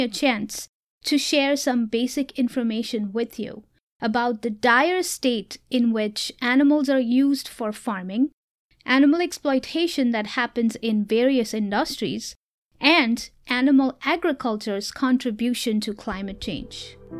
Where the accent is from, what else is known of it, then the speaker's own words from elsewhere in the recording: Mumbai, Maharashtra, India; moved away; I am originally from India, so you will hear me share much about my life back in Mumbai as a child